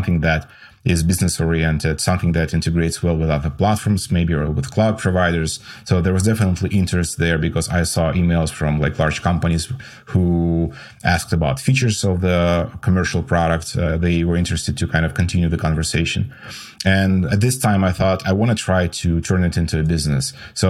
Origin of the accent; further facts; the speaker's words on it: Russia; moved away as an adult; now in United States; I came from Russia to the States 6 years ago.